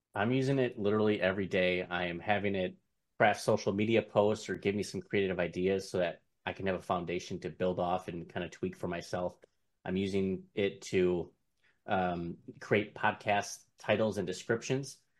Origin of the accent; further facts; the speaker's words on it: Milwaukee, Wisconsin, United States; I am from Milwaukee, Wisconsin